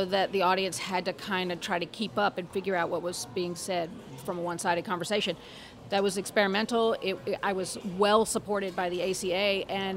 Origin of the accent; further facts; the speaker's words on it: Louisiana, United States; moved away as an adult; I am applying from Louisiana, from my hometown